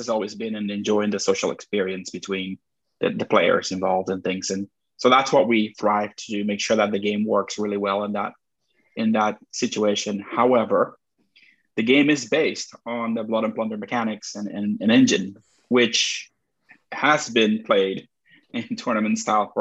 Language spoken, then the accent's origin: English; Puerto Rico; I'm from Puerto Rico